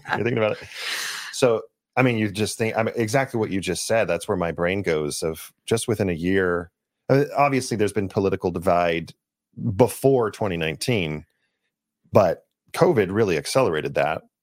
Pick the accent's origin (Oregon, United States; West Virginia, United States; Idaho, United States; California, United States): California, United States; Los Angeles; I grew up in Los Angeles area